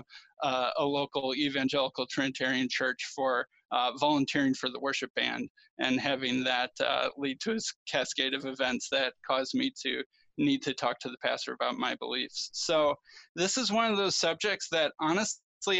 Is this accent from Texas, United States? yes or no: no; Chicago, Illinois, United States; I grew up in the Chicago area